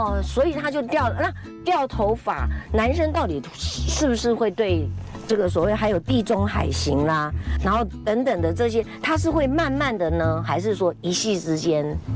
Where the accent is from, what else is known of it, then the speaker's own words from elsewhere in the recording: Taiwan; 我们台湾人没有人上榜哎